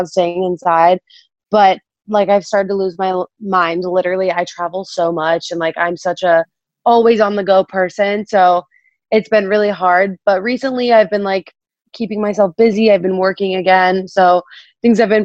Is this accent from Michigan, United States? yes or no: no; Florida, United States; now in California, United States; I'm from Florida. So living in California